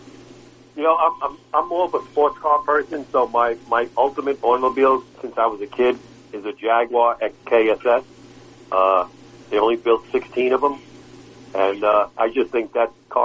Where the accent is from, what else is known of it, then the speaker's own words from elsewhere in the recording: New York City, New York, United States; when I was growing up in Brooklyn